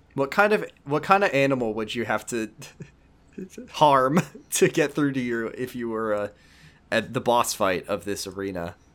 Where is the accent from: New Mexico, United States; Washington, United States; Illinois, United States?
Washington, United States; Seattle; 'cause that's where I'm from, is, I'm from Seattle